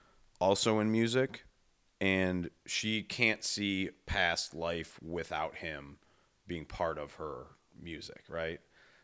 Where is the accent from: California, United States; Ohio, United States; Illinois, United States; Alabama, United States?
Ohio, United States; Cleveland; I'm from Cleveland, you know? And everybody's a nurse.